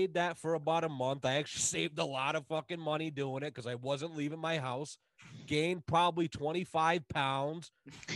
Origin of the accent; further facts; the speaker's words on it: United States; I'm an American